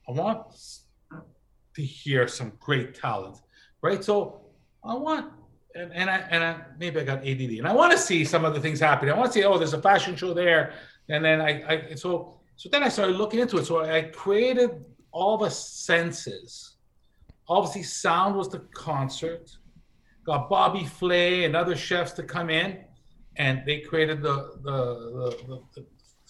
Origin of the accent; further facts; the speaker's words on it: Canada; I'm Canadian.